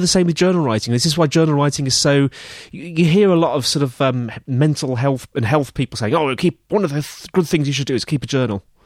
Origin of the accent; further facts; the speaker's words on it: England, United Kingdom; We have two English men